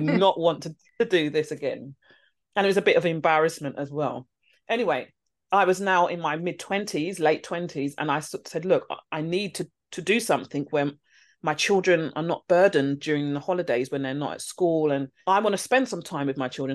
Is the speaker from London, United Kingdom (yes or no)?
yes; London, United Kingdom; I'm from London.